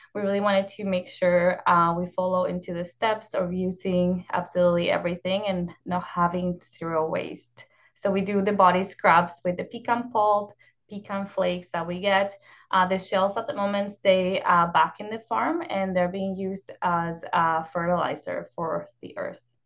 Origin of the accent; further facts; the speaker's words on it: northern Mexico, Mexico; moved away; I grew up in northern Mexico in a small town, um, in the desert.